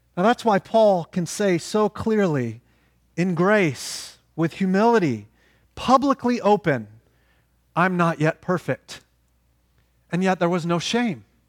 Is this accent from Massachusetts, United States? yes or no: no; Oklahoma, United States; moved away; we're from Oklahoma